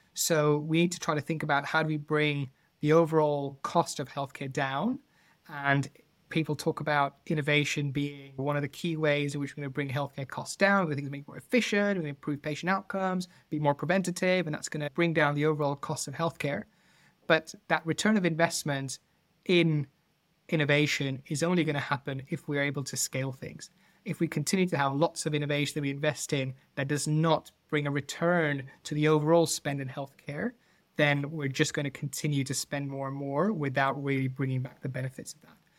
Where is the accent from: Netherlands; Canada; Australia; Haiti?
Netherlands; now in United Kingdom; I'm not originally from the U K, I'm, I'm from the Netherlands